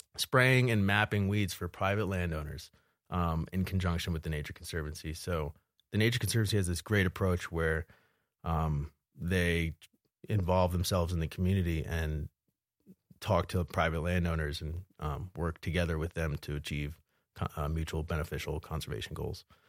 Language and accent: English; suburbs of Philadelphia, Pennsylvania, United States; moved away as an adult; also born or lived in New Jersey / Salt Lake City, Utah; now in Bozeman, United States; I'm originally from New Jersey and Pennsylvania. Uh, exit 135, if you're familiar with the area, and then uh, the suburbs of Philadelphia. Kind of grew up there, going to high school